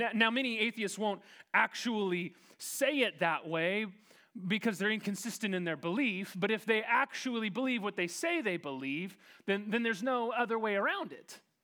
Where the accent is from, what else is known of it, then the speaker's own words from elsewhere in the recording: Kansas, United States; as a proud Kansan